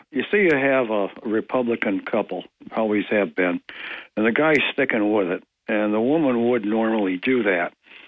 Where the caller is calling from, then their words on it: Ithaca, New York, United States; of Greater Ithaca would like to speak about abortion.